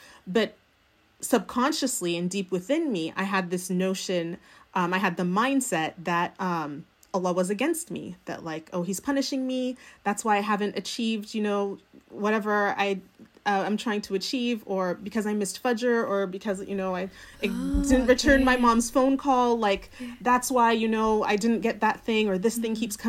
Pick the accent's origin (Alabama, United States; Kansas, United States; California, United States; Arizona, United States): California, United States; I think that for me, I grew up in the United States, in California, going to Sunday school.